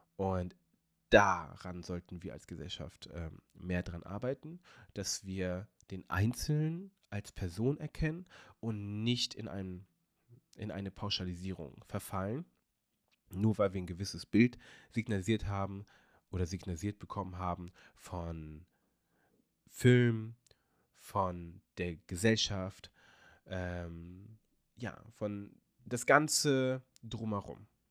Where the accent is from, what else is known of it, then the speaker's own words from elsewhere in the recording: Hanover, Lower Saxony, Germany; moved away as an adult; now in Portugal; ich bin sehr stolz darauf, Hannoveraner zu sein, weil das ist meine Heimatstadt. Ähm, daher kommt meine Mutter, da bin ich geboren und groß geworden